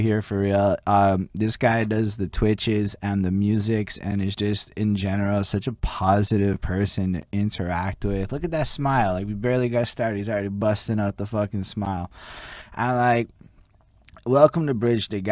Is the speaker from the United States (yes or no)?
no; Montreal, Quebec, Canada; I'm in Montreal, and the one thing I can tell you about growing up here